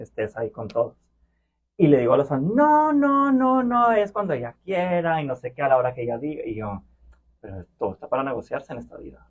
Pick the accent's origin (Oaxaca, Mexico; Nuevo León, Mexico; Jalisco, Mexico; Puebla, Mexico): Nuevo León, Mexico; Monterrey; accent: Mexican; moved away as an adult; now in Brussels, Belgium; Y yo, sí, sí, de Monterrey